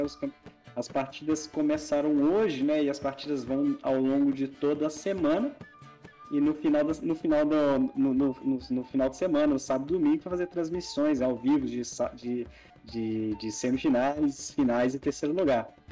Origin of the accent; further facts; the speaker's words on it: Brazil; nós somos brasileiros